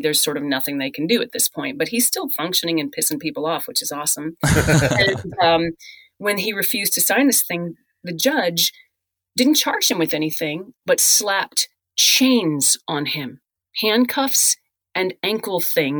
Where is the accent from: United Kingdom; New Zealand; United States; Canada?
Canada; Newfoundland and Labrador; So yeah, I'm from Labrador.